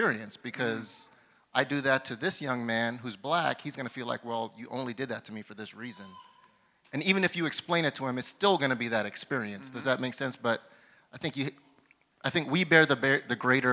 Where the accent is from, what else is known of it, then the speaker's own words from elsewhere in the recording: New York City, New York, United States; moved away as an adult; now in Sacramento, United States; I grew up in New York